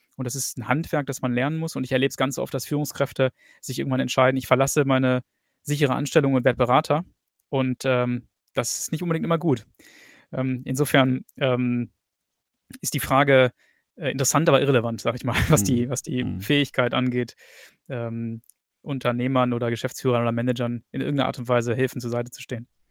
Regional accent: Germany; moved away as an adult; now in England; habe zwar mein ganzes Leben lang in Deutschland gelebt, bis vor fünf Jahren.

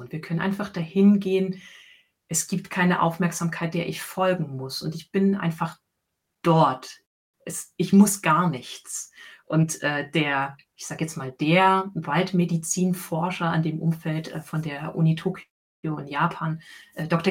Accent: Leipzig, Saxony, Germany; moved away; ich bin gebürtig aus Sachsen. Ich bin in Leipzig geboren und dort im Südwesten von Leipzig groß geworden

